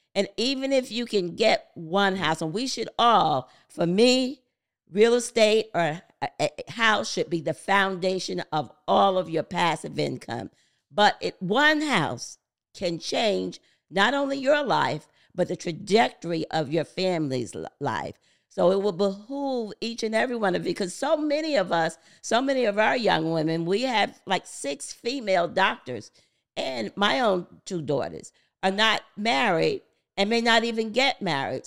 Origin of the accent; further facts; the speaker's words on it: Paterson, New Jersey, United States; I'm from the Christopher Columbus Projects, the C C P, Building four fifteen C, Patterson, New Jersey. Grew up in po-, poverty